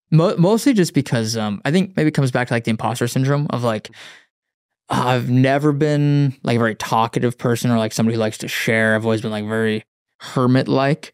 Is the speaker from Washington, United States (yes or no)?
no; Wyoming, United States; now in Austin, United States; I grew up in Wyoming, um, grew up in the mountains.